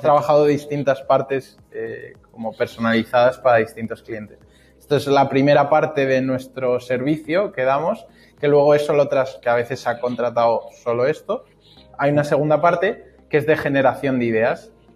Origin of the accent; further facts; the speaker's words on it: Spain; como españoles que yo, vamos, a mí yo estoy orgulloso de mi país